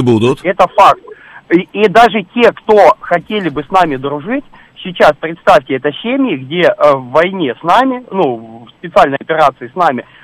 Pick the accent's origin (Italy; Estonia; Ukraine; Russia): Ukraine; Marhanets, Dnipropetrovsk Oblast; меня больная тема, это Днепропетровская область, объясню почему. Потому